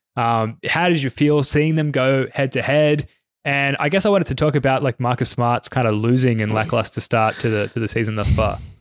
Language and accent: English; Australia; a couple of Aussies